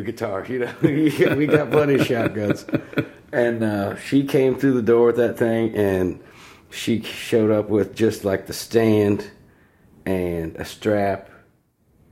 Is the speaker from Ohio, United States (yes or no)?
yes; Grove City, Ohio, United States; Southern Ohio boy. Mm-hmm. We moved up to Grove City. I'm thinking I was like third or fourth grade